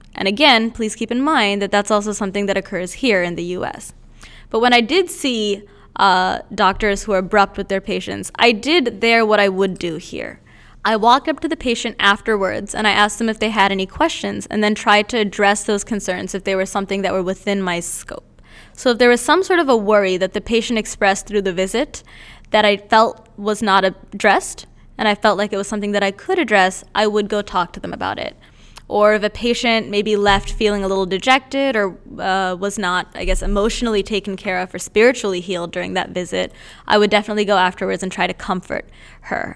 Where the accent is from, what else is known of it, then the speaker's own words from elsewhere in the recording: India; moved away; I'm originally from India